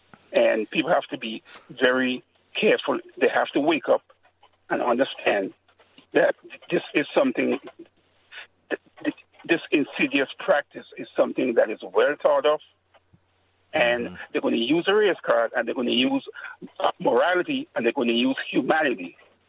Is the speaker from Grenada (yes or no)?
yes; Grenada; I'm from the Caribbean. I'm from a small country called Grenada.